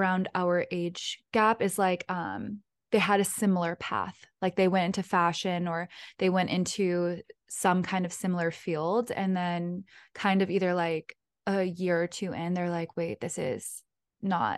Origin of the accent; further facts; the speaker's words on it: North Shore of Massachusetts, United States; moved away; I'm from North Shore of Massachusetts. I'm like fifth generation.